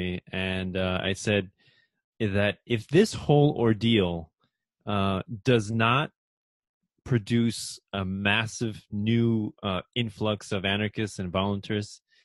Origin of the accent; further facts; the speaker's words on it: Rockland County, New York, United States; also born or lived in Peru / Long Island, New York; I was born in Peru, but I was raised in Rockland County, New York.